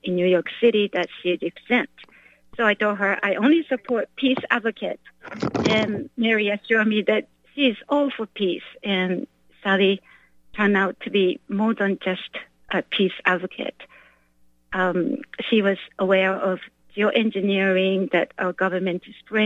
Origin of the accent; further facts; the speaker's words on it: Japan; now in United States; I'm not from here, I'm from Japan